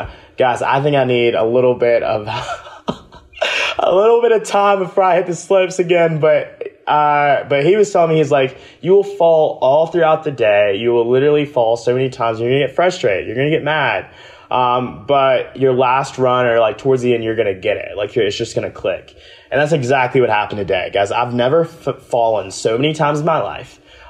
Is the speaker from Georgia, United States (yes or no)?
yes; Augusta, Georgia, United States; I'm from Georgia, like deep South Georgia, Augusta, Georgia, home of the Masters, not home of the mountains.